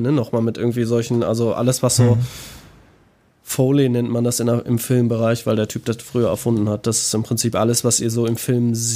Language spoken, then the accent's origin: German; North Rhine-Westphalia, Germany; Äh, ich habe überhaupt keinen Dialekt. Ich bin Nordrhein-Westfaler